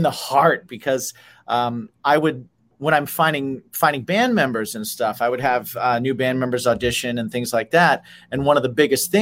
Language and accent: English; Indiana, United States; now in New York, United States; I'm from Indiana and I live in New York. So every during the holidays, I drive home